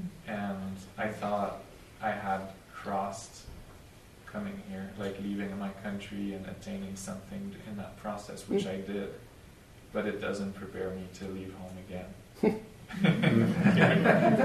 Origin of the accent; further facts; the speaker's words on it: Canada; moved away as an adult; now in Austin, United States; I'm Canadian